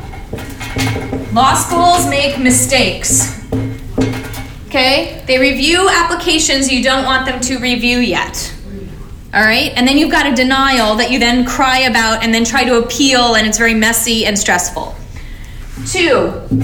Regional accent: Alabama, United States; now in Oakland, United States; I'm from Alabama

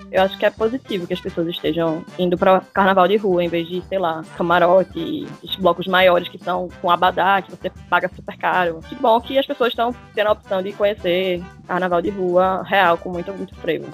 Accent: Olinda, Pernambuco, Brazil; eu sempre nasci e morei em Olinda

